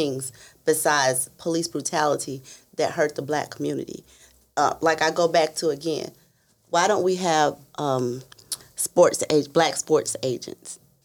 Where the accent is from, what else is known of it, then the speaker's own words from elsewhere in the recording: Memphis, Tennessee, United States; moved away as an adult; I'm from Memphis in Tennessee